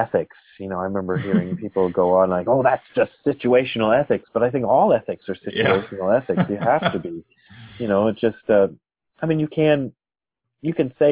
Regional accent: Akron, Ohio, United States; moved away as an adult; also born or lived in Nairobi, Kenya / Japan; now in Los Angeles, United States; still the place that I've spent most of the time is in and around Akron, Ohio

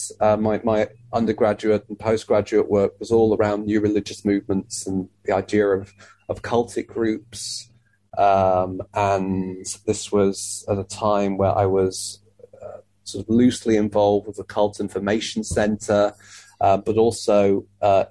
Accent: Leeds, Yorkshire and the Humber, United Kingdom; the Jewish community in Leeds, which is very small and kind of compact, it almost had kind of felt to me anyway, growing up there

